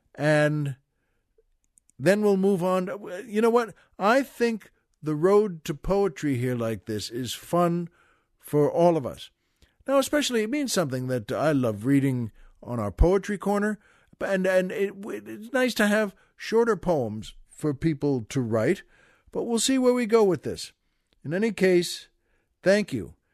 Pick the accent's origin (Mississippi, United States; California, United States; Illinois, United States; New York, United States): New York, United States; Valley Stream; That's where I'm from, Valley Stream, Long Island